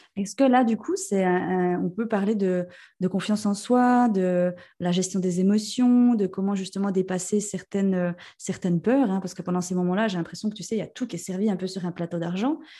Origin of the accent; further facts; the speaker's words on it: Jura, Switzerland; accent: jurassien; j'ai un bon accent jurassien